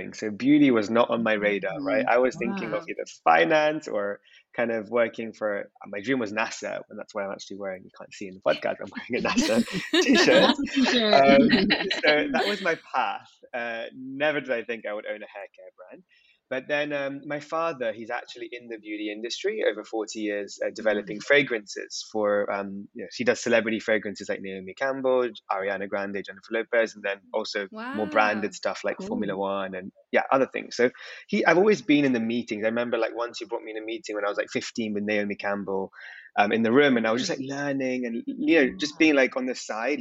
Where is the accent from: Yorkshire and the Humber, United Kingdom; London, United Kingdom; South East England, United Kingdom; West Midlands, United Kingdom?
London, United Kingdom; I define myself as British Indian. So born and raised in London, but of Indian heritage